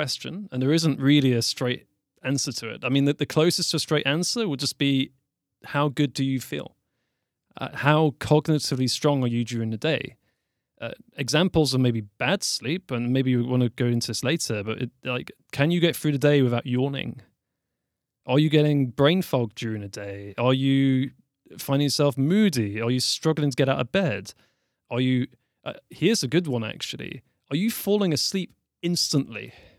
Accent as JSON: {"language": "English", "town": "Newcastle", "region": "North East England", "country": "United Kingdom", "also_born_or_lived": "London", "said": "But I am from Newcastle. I'd say it's in the north of England. It's quite close to Scotland. And probably the best way to describe it, like I lived in London for 10 years."}